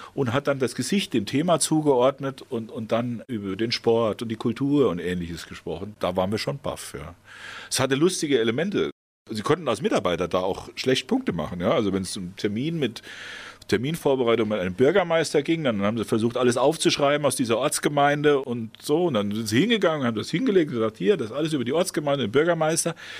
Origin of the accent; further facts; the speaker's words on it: Idar-Oberstein, Rhineland-Palatinate, Germany; also born or lived in Bad Kreuznach; Ich bin in Bad Kreuznach zwar geboren, aber da war einfach die Klinik. Ich bin aufgewachsen in Ida Oberstein, genauer in einem Stadtteil Weierbach.